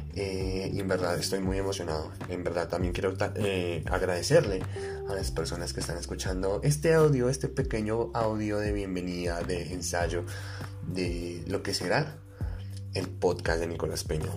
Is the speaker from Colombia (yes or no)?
yes; Colombia; soy un colombiano de pie